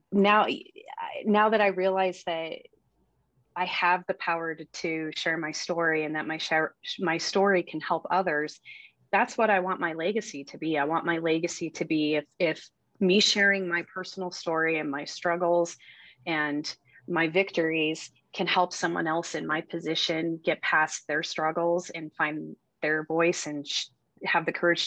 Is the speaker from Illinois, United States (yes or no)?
no; Colorado, United States; being here at Colorado has been an amazing experience, because now I'm back in my hometown